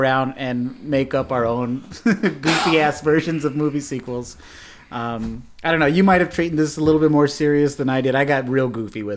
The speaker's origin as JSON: {"language": "English", "region": "the Southwest on the border", "country": "United States", "tie": "born or raised there", "said": "I grew up in the Southwest on the border"}